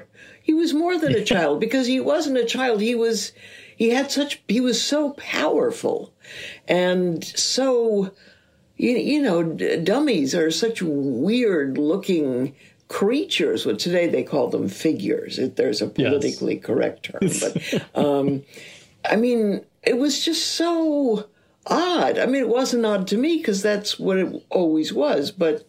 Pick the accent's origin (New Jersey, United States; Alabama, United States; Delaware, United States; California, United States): California, United States; Los Angeles; I was born in Hollywood Hospital in Hollywood, California. Hollywood Hospital is no longer there, but I love that that's where I was born.